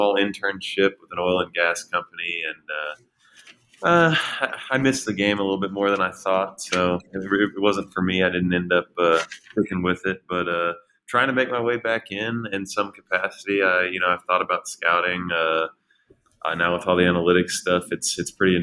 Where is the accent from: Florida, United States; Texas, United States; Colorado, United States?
Texas, United States; Houston; Houston because it was my hometown team